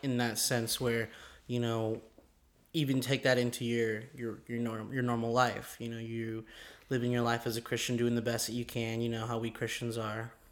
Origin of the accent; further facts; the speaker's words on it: Mesa, Arizona, United States; We both kind of live in Arizona. Um, I'm from Mesa.